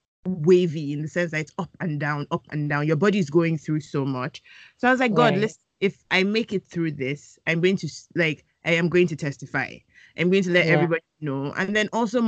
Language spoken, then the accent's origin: English; Nigeria; a Nigerian woman